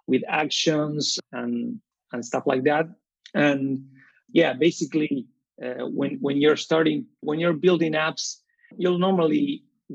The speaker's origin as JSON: {"language": "English", "town": "Rosario", "region": "Santa Fe", "country": "Argentina", "moved": "yes", "lives_now": "Buenos Aires, Argentina", "said": "I'm from Rosario, Argentina, and I'm currently living in Buenos Aires"}